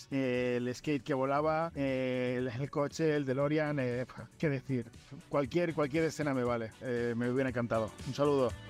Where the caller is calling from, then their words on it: Barcelona, Catalonia, Spain; Muy buenas tardes … de Barcelona.